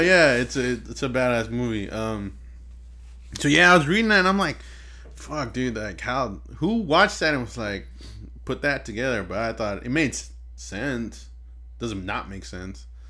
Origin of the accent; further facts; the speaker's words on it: Inglewood, California, United States; We hail from Inglewood, California